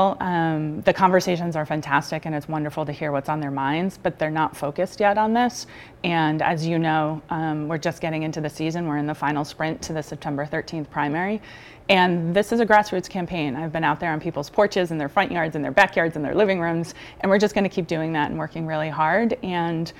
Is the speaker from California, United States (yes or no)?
no; Cranston, Rhode Island, United States; now in Warwick, United States; So I grew up in Cranston. I live in Warwick now.